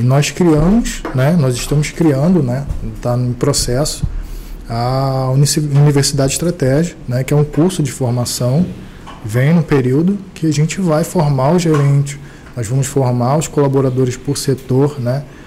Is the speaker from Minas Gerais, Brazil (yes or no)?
yes; Ubá, Minas Gerais, Brazil; now in Rio de Janeiro, Brazil; eu sou de Ubar, né? Minha família ela vem de Minas e tudo. Não é, não é a pessoa de fora que está indo para lá, não. Eu estou retornando.